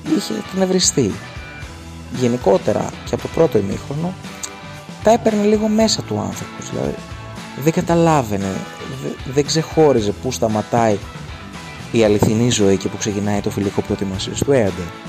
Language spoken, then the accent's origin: Greek; Kymi, Central Greece, Greece; στο χωριό μου στους Μαλιθιάνους στην Κίμη